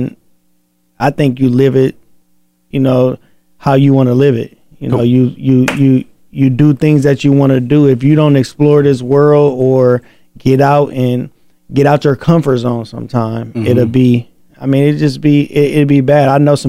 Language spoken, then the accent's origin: English; Flint, Michigan, United States; I'm from Flint, you know, I'm from Michigan.